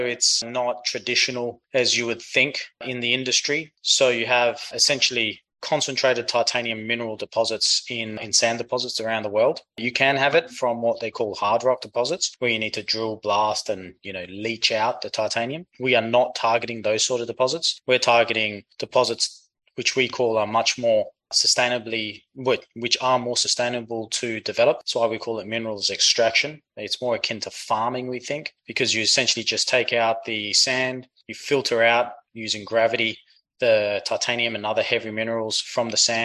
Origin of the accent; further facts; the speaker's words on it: Perth, Western Australia, Australia; moved away as an adult; also born or lived in Greece; now in United States; from the accent, you can tell I grew up in Australia. Grew up in Perth, Western Australia